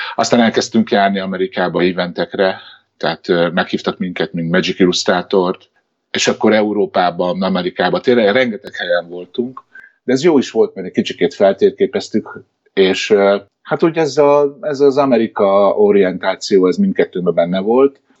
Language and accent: Hungarian; Hungary; moved away as an adult; now in United States; én magyar vagyok itt is ugyanúgy